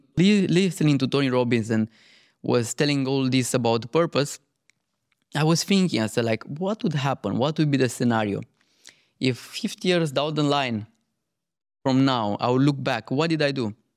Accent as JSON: {"language": "English", "country": "Romania", "tie": "born or raised there", "moved": "yes", "said": "I grew up in Romania"}